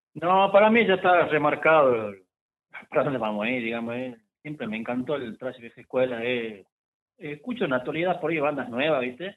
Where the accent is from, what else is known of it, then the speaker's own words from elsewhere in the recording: Salta, Argentina; nosotros somos acá de Salta